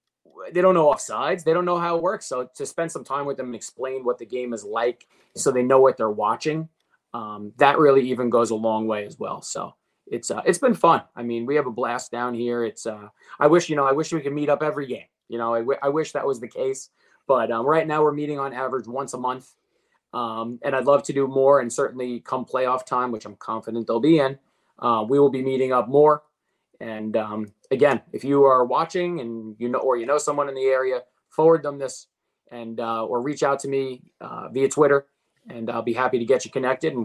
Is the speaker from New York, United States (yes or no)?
yes; Wantagh, New York, United States; I mean, so I grew up in Wanta, my wife in Seaford.